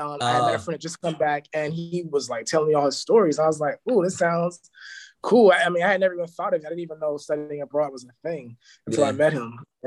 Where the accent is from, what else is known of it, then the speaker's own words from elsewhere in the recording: Los Angeles, California, United States; also born or lived in Berkeley; I'm from here. I'm from Los Angeles, born and raised. Grew up, you know, with my parents on my block, which was like a, you know, kind of like Maywood in the hood. Like it was like small town